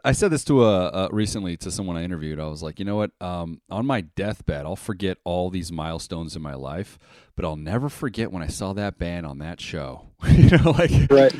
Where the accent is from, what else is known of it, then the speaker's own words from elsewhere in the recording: Las Vegas, Nevada, United States; born and raised in Las Vegas